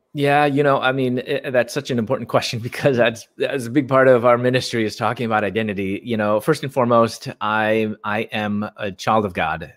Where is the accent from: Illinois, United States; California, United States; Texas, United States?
Illinois, United States; Chicago; moved away as an adult; also born or lived in Louisville, Kentucky; I'm from Chicago and mm. I moved from Chicago to Louisville, Kentucky